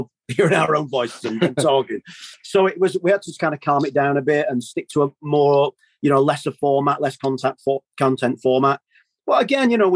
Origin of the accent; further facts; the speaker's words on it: Manchester, North West England, United Kingdom; we grew up in Manchester